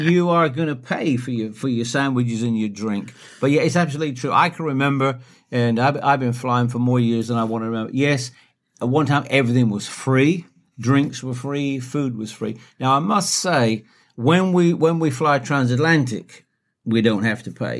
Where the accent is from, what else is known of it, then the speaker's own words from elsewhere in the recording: United Kingdom; as a Brit